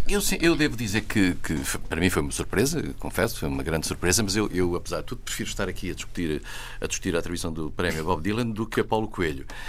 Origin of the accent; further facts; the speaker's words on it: Vila Real, Norte, Portugal; moved away; na minha terra, em Vila Real, traz os montes